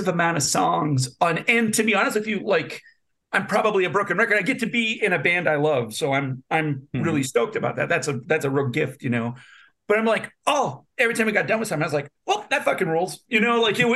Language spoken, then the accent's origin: English; North Dakota, United States; now in Kalamazoo, United States; I'm from North Dakota, but I live in Kalamazoo, Michigan